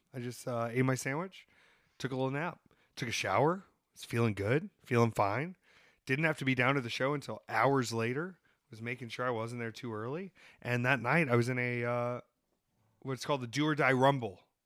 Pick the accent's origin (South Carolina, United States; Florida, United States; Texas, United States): South Carolina, United States; Myrtle Beach; I grew up in Myrtle Beach